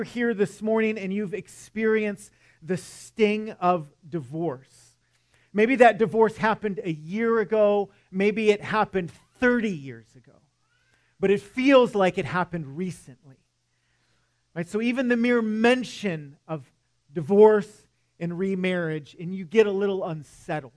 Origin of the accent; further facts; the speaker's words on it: Michigan, United States; moved away; I'm from Michigan, and yes, I still get cold